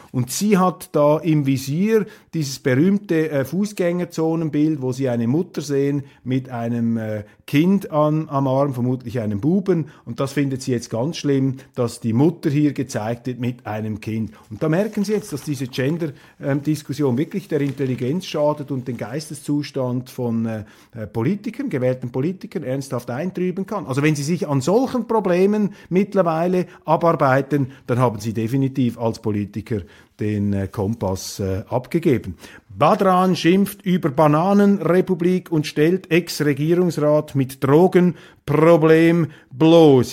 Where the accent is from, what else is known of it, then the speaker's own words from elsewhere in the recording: Switzerland; als Schweizer